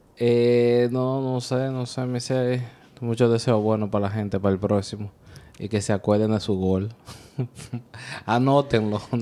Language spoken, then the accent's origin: Spanish; Dominican Republic; also born or lived in New York area; now in New York, United States; Somos una pareja dominicana viviendo el día a día en el área de Nueva York.